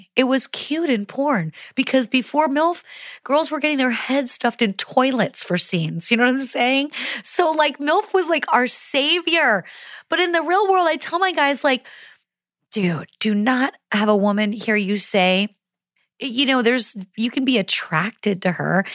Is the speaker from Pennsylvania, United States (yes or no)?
yes; Pennsylvania, United States; I grew up in Pennsylvania